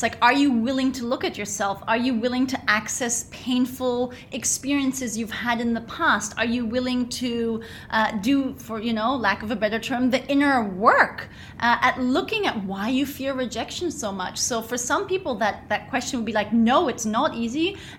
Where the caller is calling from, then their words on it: Bali, Indonesia; Hi, well, I'm tuning in from Bali, so I'm freaking fantastic.